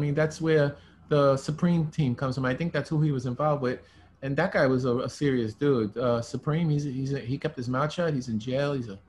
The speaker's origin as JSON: {"language": "English", "town": "New York City", "region": "New York", "country": "United States", "tie": "born or raised there", "said": "Growing up in Brooklyn"}